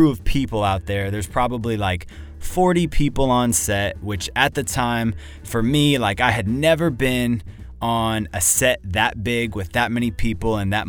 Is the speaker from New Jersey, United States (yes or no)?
no; Dallas, Texas, United States; I come from Dallas, Texas. I am a full-time cinematographer out there